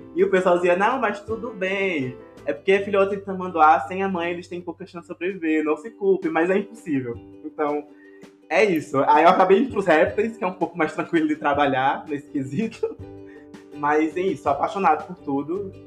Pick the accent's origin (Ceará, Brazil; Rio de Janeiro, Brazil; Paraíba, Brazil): Paraíba, Brazil; Areia; Eu sou de uma cidade chamada Areia, que é na Paraíba